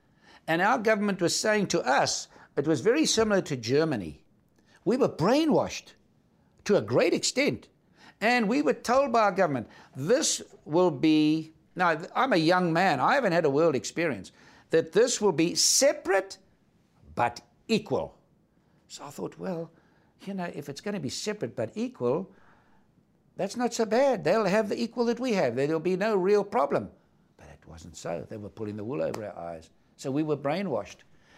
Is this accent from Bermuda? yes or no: no; South Africa; I said, Charlie, I understand. I'm from South Africa. I understand what you're going through.